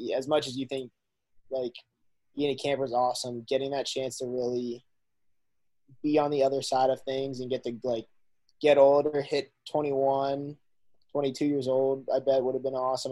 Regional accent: Shrewsbury, Massachusetts, United States; moved away as an adult; also born or lived in Alabama; I'm from Shrewsbury, Massachusetts, and I just graduated from the University of Alabama

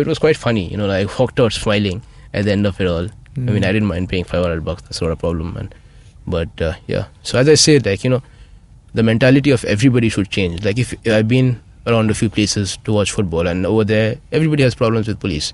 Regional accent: Kolkata, West Bengal, India; I'm from Calcutta

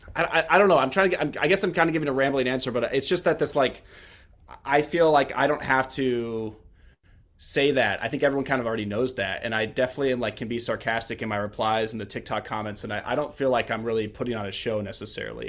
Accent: Kansas City, United States; moved away as an adult; now in Washington, D.C., United States; grew up in Kansas City

